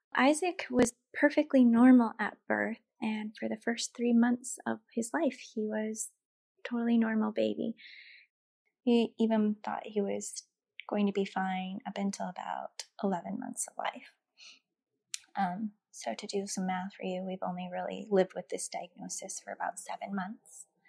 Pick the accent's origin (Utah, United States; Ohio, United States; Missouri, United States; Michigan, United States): Utah, United States; moved away as an adult; now in San Diego, United States; We are originally from Utah, and we are currently stationed in San Diego, California.